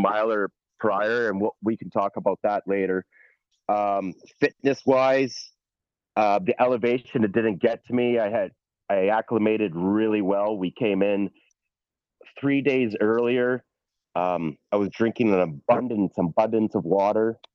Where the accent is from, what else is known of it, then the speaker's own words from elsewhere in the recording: Hamilton, Ontario, Canada; I'm from Hamilton, Ontario, sea level